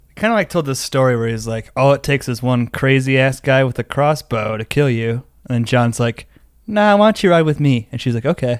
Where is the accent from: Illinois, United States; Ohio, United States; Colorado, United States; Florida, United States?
Colorado, United States; Denver; I'm from Denver, Colorado